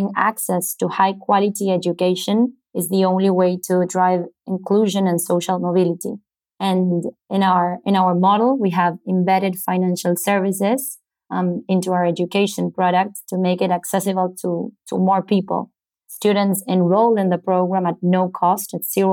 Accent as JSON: {"language": "English", "region": "Buenos Aires", "country": "Argentina", "tie": "born or raised there", "said": "I was born in Buenos Aires, Argentina"}